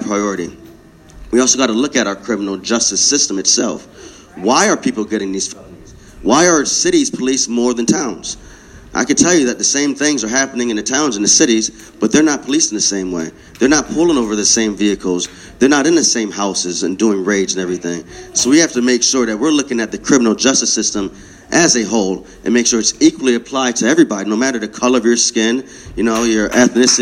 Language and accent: English; New Britain, Connecticut, United States; I was born and raised here. New Britain